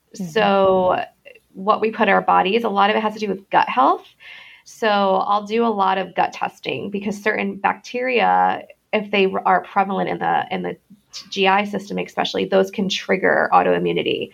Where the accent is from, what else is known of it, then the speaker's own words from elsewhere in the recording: Connecticut, United States; moved away as an adult; also born or lived in Rhode Island / Boston / Manhattan / Florida; I was born in Connecticut. I grew up between there and Rhode Island